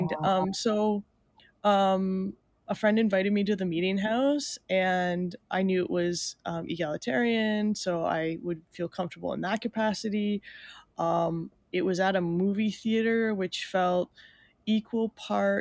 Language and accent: English; Mooretown, Ontario, Canada; I grew up in a very small town south of Sarnia. It's called Moortown